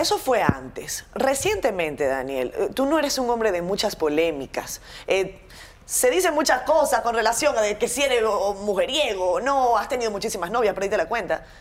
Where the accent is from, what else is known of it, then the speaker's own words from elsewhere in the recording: Venezuela; moved away as an adult; Y yo lo que tenía eran 25 años cuando salí de Venezuela.